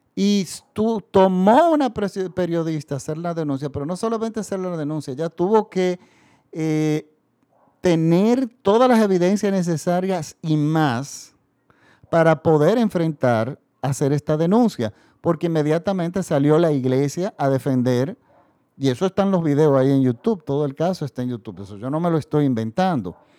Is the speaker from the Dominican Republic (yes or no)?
yes; Dominican Republic; nosotros somos otro país de Latinoamérica